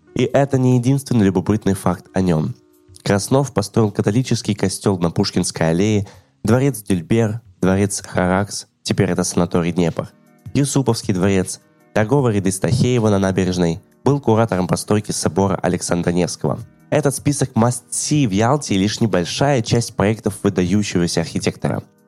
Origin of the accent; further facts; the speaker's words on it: Yalta, Crimea, Ukraine; в моем родном городе Ялта